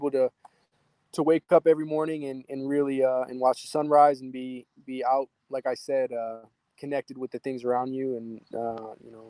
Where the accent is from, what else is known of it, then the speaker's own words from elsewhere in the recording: Michigan, United States; my hometown here in Michigan